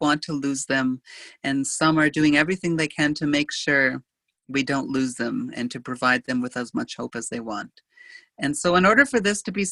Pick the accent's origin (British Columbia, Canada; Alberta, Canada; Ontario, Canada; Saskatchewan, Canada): Saskatchewan, Canada; a cemetery in Airron, Saskatchewan, which is my hometown